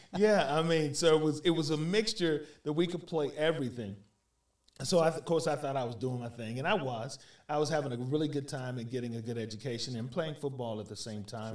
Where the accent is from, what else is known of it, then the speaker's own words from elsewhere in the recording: Little Rock, Arkansas, United States; moved away as an adult; now in Dixon County, United States; I'm actually originally from Little Rock, Arkansas. Okay. Uh, grew up in Little Rock.